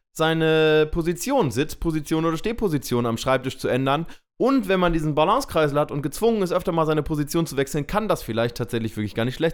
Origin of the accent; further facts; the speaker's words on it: Hamburg, Germany; ihr wisst, wir kommen aus Hamburg und hier kann Hagel auch mal ruhig zwei Tage dauern.